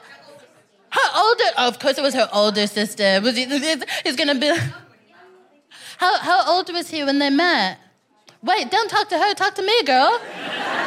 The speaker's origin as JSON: {"language": "English", "region": "Texas", "country": "United States", "moved": "as an adult", "lives_now": "London, United Kingdom", "said": "I'm from Texas, personally."}